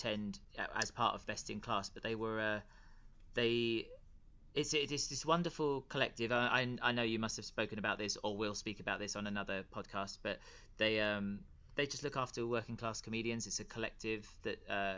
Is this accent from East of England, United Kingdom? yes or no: yes; Tilbury, East of England, United Kingdom; accent: Essex; I grew up in Tilbury Town in Essex